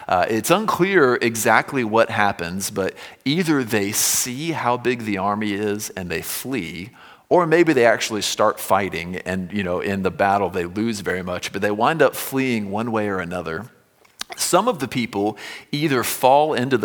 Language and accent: English; Florida, United States; when I was growing up in Florida